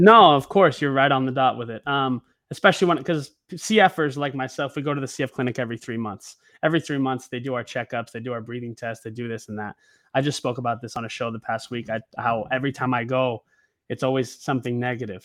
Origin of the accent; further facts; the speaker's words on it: Oregon, United States; moved away as an adult; now in Los Angeles, United States; I'm actually from Oregon originally. I moved to L A about seven years ago.